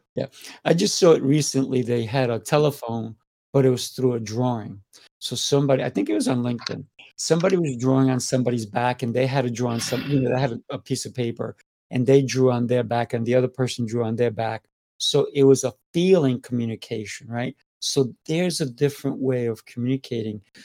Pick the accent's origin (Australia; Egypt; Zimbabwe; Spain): Spain; I'm Spanish.